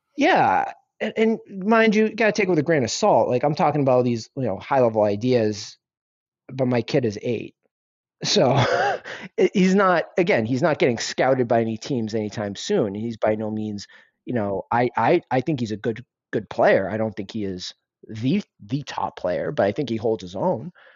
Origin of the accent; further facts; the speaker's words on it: United States; I'm Indian. I was, I'm first generation, born and raised here, raised by immigrants